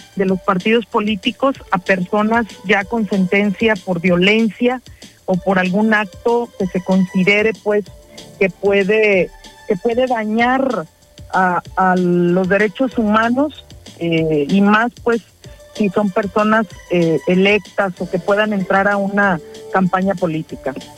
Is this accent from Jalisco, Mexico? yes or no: yes; Jocotepec, Jalisco, Mexico; en mi municipio de donde soy este, nativa y he vivido toda, todo el tiempo